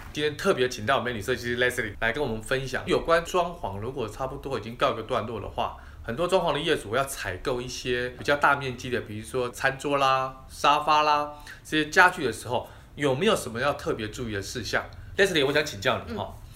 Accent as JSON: {"language": "Chinese", "country": "Taiwan", "said": "尤其是我们台湾人，哈，可能对这个沙发的要求跟欧美国家的人又不太一样"}